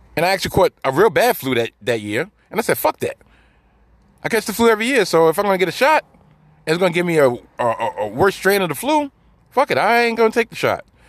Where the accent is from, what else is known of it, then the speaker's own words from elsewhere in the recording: New York City, New York, United States; I'm from New York City, I live in New York City, and I currently work in New York City